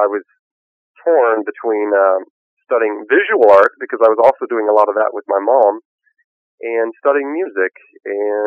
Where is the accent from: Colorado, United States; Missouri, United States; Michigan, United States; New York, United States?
Missouri, United States; Kansas City; I grew up in Kansas City, Missouri